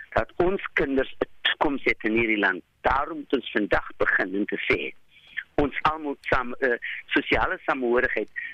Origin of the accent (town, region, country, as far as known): South Africa